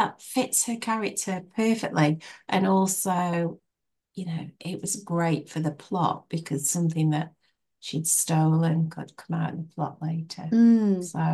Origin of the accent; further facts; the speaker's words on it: Biddulph, West Midlands, United Kingdom; also born or lived in Rode Heath; It's my hometown